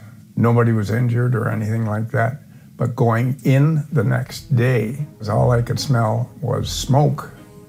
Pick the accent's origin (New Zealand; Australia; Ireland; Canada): Canada; Toronto, Ontario; I was born in Toronto, July the 18th, 1938.